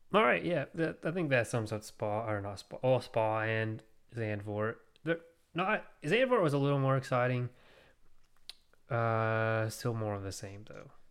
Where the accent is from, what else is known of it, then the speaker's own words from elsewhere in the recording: United States; I'm American